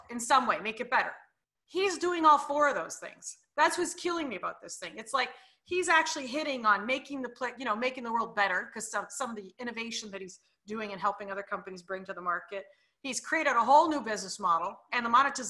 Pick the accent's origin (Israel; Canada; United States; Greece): Canada; I'm Canadian too